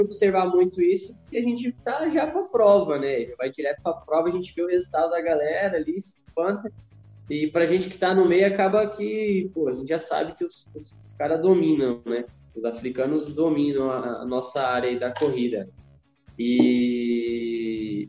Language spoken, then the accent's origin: Portuguese; Criciúma, Santa Catarina, Brazil; eu nasci em Criciúma, Santa Catarina